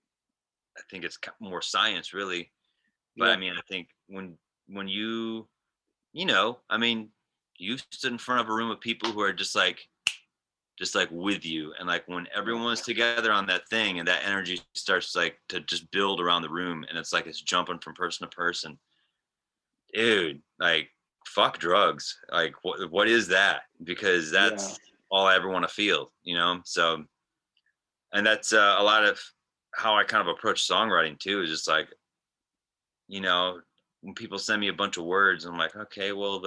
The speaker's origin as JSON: {"language": "English", "region": "rural Wisconsin", "country": "United States", "tie": "born or raised there", "also_born_or_lived": "Germany", "moved": "as an adult"}